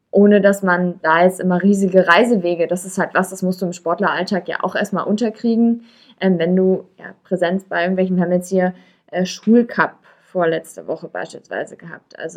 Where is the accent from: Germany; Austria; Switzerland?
Germany; Berlin; als Berlinerin Berlin-Marathon laufen war schon